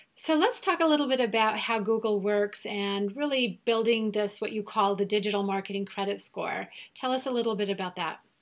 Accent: Germany; first language German; English is a second language; I'm from Germany. So yes, we are both native speakers

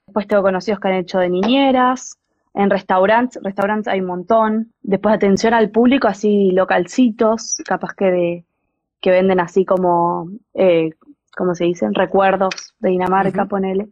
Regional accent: Argentina; moved away as an adult; now in Denmark

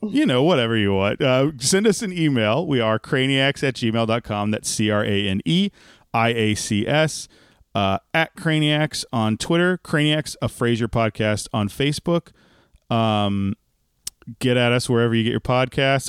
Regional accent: Texas, United States; as a Texan

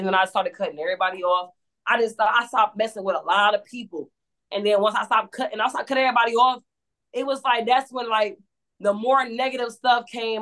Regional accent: Cleveland, Ohio, United States; I stay in the city. I'm from Cleveland. It's tatted on me

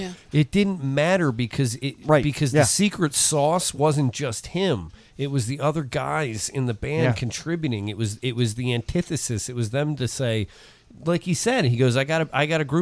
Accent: Parkville, Maryland, United States; born or raised there

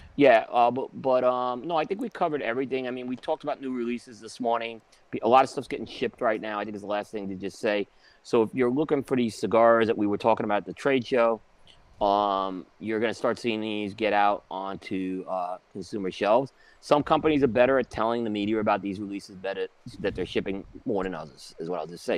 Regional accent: New York City, New York, United States; also born or lived in Brooklyn; growing up on Staten Island, um and Brooklyn, you know, especially Staten Island

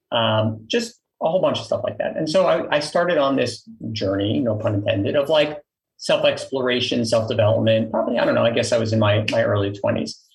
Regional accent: New York City, New York, United States; I grew up in Queens, New York

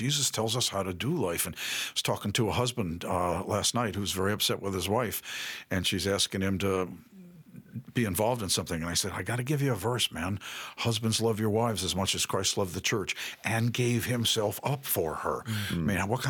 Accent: New York City, New York, United States; I grew up in New York City.

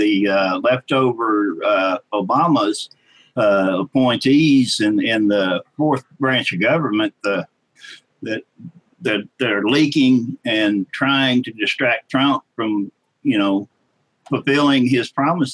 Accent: Ardmore, Oklahoma, United States; I'm from Ardmore, Oklahoma.

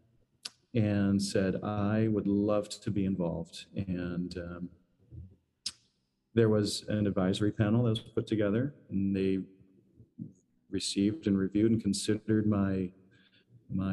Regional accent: Michigan, United States; moved away as an adult; now in New York City, United States; I'm from the Midwest, I'm from Michigan, so I still don't consider myself a New Yorker, even though I've been here 20 something years

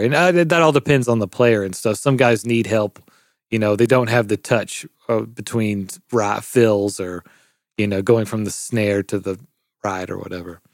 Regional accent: Memphis, Tennessee, United States; I'm from Memphis, Tennessee, born and raised

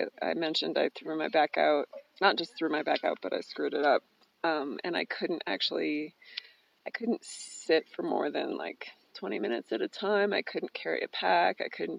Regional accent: California, United States; now in San Francisco, United States; Oh, I grew up moving around a lot. I call California my home, but I've lived a lot of different places.

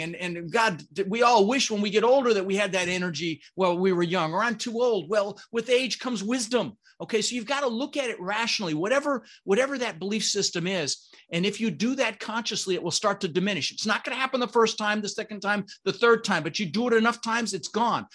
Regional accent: Denver, Colorado, United States; English is a second language; also born or lived in Netherlands; I immigrated to this country when I was six years old. Um, I was born in the Netherlands, you know, Holland, wooden shoes, windmills, um, and we immigrated with my brother Albert, my mother Zvonta, and ended up in Denver, Colorado

